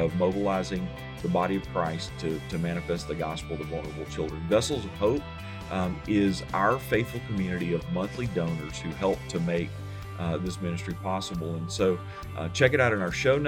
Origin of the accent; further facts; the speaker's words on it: Memphis, Tennessee, United States; also born or lived in Alabama; I grew up in Memphis, although I started out in Alabama